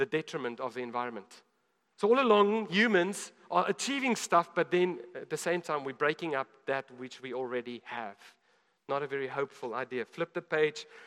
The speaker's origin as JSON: {"language": "English", "country": "South Africa", "said": "as a South African."}